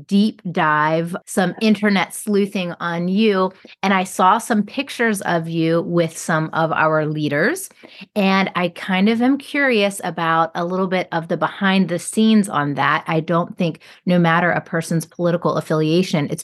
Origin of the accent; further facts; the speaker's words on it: Roanoke, Virginia, United States; now in Jacksonville, United States; a person who's from Roanoke and my parents are still there and I was born in Roanoke Memorial